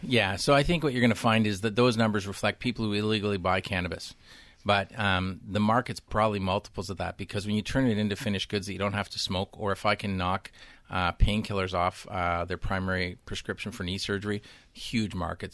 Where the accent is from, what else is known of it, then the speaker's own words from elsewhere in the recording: Canada; I'm from Canada